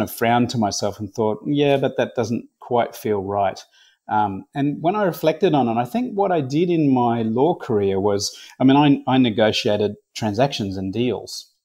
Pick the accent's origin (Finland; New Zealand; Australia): Australia; Brisbane, Queensland; I was born and raised in Brisbane